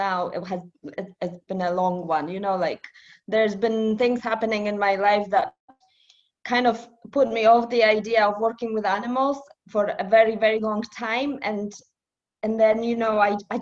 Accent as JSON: {"language": "English", "country": "Poland", "tie": "born or raised there", "also_born_or_lived": "Edinburgh", "moved": "yes", "lives_now": "United Kingdom"}